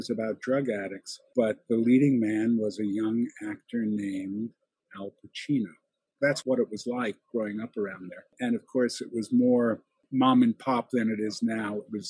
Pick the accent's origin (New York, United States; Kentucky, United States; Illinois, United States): New York, United States; New York City; moved away as an adult; I grew up in New York City